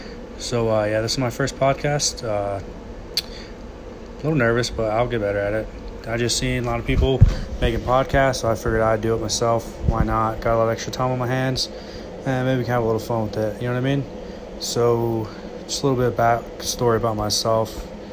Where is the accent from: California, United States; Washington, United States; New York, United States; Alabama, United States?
Alabama, United States; also born or lived in Houston, Texas; I'm from Alabama. Born in Houston, Texas, raised in Alabama.